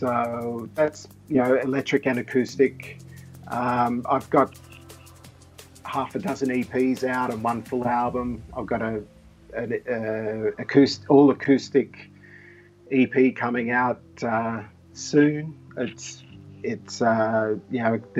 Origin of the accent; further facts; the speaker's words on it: Sydney, New South Wales, Australia; moved away as an adult; now in Japan; We're both from Sydney, and we're both similar ages